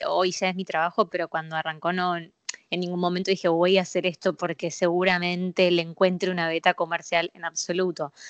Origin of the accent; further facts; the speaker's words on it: Buenos Aires, Argentina; soy porteño